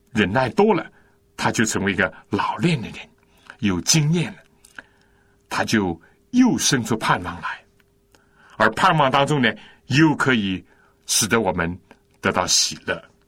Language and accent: Chinese; China; 我们中国人不是有孔融让梨，这是一个加于胡侠的故事吗？我从小就听过这故事